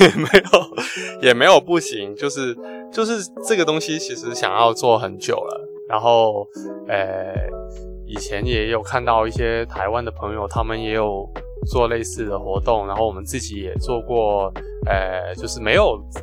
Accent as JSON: {"language": "Chinese", "region": "Guangdong", "country": "China", "said": "我们广东人的饮食会比较，呃，温和一点"}